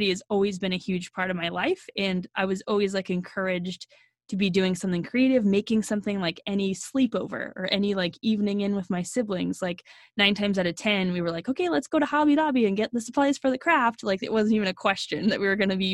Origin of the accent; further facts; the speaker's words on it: Oklahoma, United States; also born or lived in Arizona; born in Arizona, grew up in Oklahoma